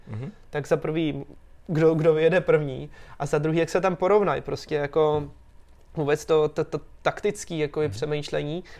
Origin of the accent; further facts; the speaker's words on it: Czechia; tady u nás v Čechách